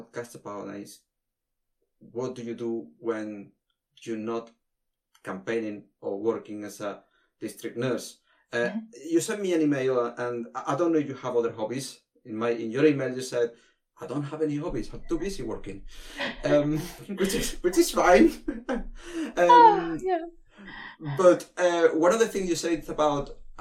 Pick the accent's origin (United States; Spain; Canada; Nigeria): Spain; south of Malaga, Andalusia; now in United Kingdom; I'm from the south of Malaga